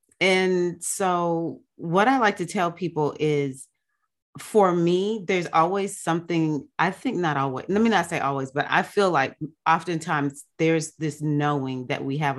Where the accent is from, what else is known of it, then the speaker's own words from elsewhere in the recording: the South, United States; born there; I was born in South USA, African-American girl, is that I was not always brought up like a lot of Black people were.